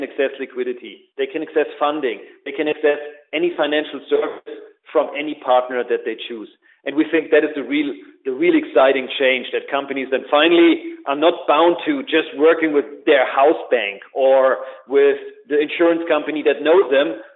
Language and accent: English; Germany; accent: German; English is a second language; as you undoubtedly can hear in my beautiful German accent, that's where I come from